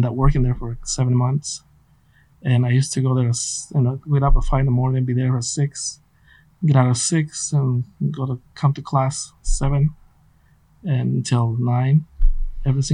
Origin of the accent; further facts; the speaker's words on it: Guatemala; English is a second language; also born or lived in Santa Maria, California / San Luis Obispo, California; now in United States; growing up in Guatemala